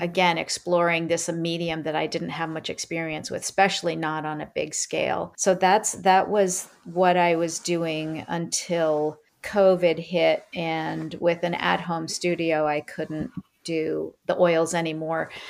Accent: Maine, United States; I'm from Maine, and my family's been there for many, many, many, many generations

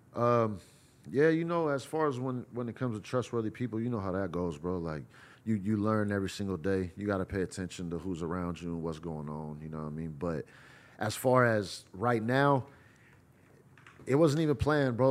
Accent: Bay Area, California, United States; I'm from the Bay Area

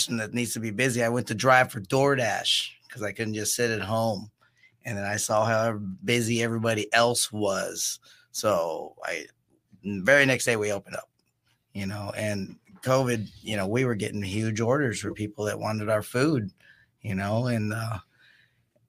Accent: Oceanside, California, United States; I'm from Oceanside as well, went to El Camino High School

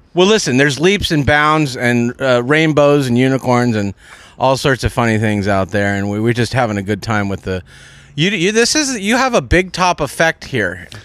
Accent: Walnut Creek, California, United States; I'm from Walnut Creek, California, which is in Northern California, East Bay.

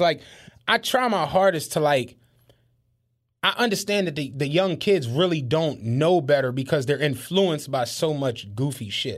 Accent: Philadelphia, Pennsylvania, United States; we grew up in Penrose. Penrose was a relatively decent place

